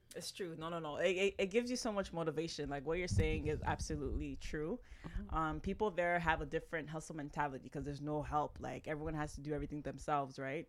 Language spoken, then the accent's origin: English; Toronto, Ontario, Canada; moved away as an adult; now in Ghana; born and raised in Canada. Lived my whole life in Toronto. Toronto, to be exact.